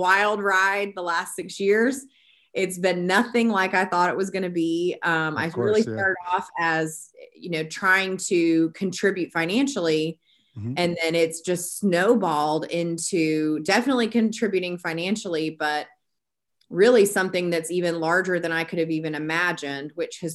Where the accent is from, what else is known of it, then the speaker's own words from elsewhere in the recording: Peachtree City, Georgia, United States; I am from the Atlanta area, from Peachtree City, and I grew up wanting to be a music teacher